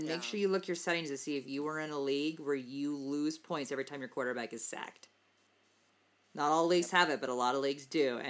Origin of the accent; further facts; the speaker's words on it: Colorado, United States; It's that weird like, accent like, I have out of nowhere from Colorado. I always get asked, "Where are you from?" And I'm like, "Colorado."